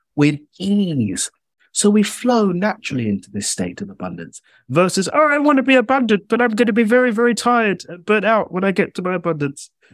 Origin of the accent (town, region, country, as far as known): United Kingdom; accent: British